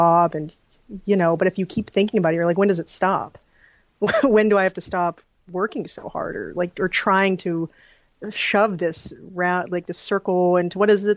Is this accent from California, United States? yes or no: yes; Palos Verdes, California, United States; also born or lived in Pelican Rapids, Minnesota / South Dakota / New York; We grew up in the South Bay area. I went to Palos Verdes Peninsula High School